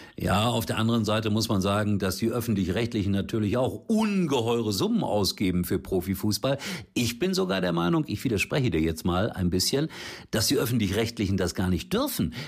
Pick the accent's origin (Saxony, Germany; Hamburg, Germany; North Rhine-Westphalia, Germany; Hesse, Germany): North Rhine-Westphalia, Germany; Gelsenkirchen; in meiner Heimat auf Schalke